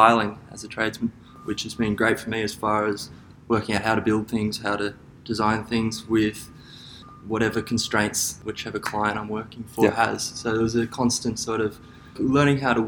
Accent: Gold Coast, Queensland, Australia; I grew up on the Gold Coast with my father, who was Gold Coast born

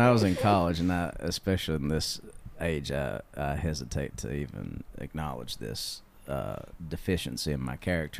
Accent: Kentucky, United States; moved away; also born or lived in Arkansas; When I lived in Arkansas, this guy, Jimmy Turner, I'll never forget him. But he, when he found out I was from Kentucky

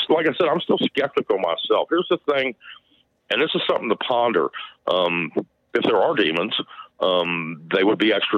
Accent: Staunton, Virginia, United States; I was raised here in Stanton, Virginia.

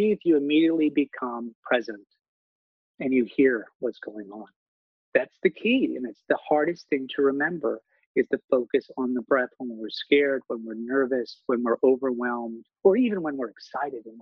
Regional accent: Maine, United States; moved away; growing up in Maine, in a rural community, we have long winters

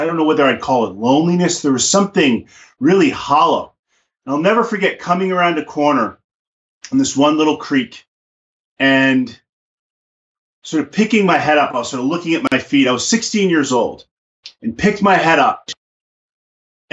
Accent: New York City, New York, United States; also born or lived in Alaska; now in Montana, United States; I was a kid from the Bronx

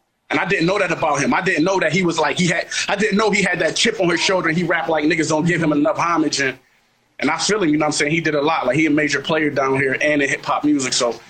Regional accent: Buffalo, New York, United States; shout out to 716 Buffalo. Y'all niggas made me, man.

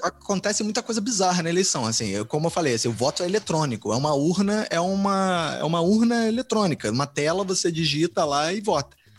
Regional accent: Brazil; quando eu era criança é, no Brasil

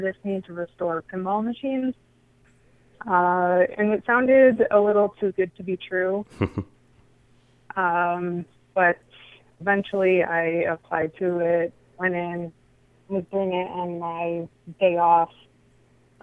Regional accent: Rochester, United States; I grew up in Rochester.

